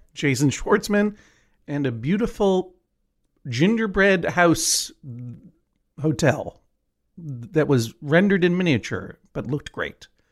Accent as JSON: {"language": "English", "region": "New England", "country": "United States", "tie": "born or raised there", "said": "growing up in New England"}